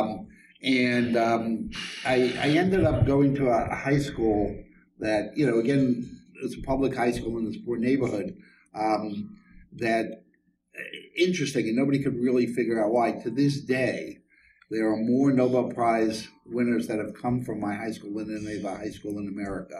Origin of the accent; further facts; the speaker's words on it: New York City, New York, United States; I grew up in Coney Island